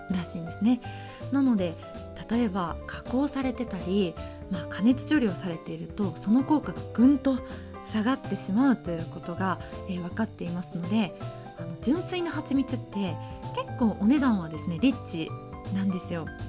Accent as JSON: {"language": "Japanese", "region": "Osaka", "country": "Japan", "tie": "born or raised there", "said": "大阪生まれ大阪育ちでして生っ粋の関西人です"}